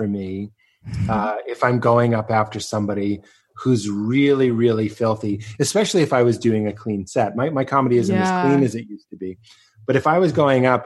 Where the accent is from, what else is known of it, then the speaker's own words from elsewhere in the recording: Lexington, Massachusetts, United States; moved away; also born or lived in Chicago; I'm from Lexington, Massachusetts